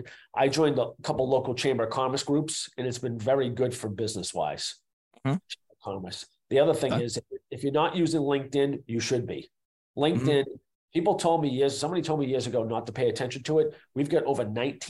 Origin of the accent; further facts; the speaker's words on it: Boston, Massachusetts, United States; I'm from Boston